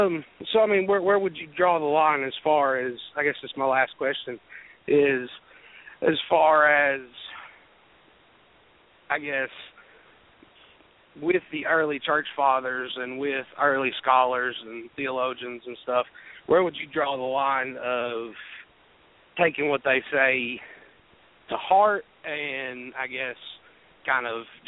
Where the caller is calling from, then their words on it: Jefferson City, Tennessee, United States; City, Tennessee.